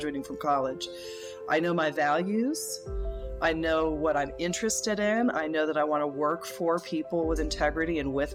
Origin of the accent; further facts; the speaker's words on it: the Northeast, Massachusetts, United States; moved away as an adult; now in Atlanta, United States; I ended up being raised in the Northeast.